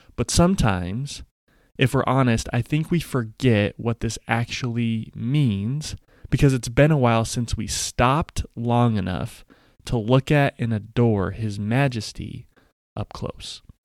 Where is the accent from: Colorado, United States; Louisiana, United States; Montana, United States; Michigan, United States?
Colorado, United States; Denver; when I was in elementary school, the Denver Nuggets, my hometown team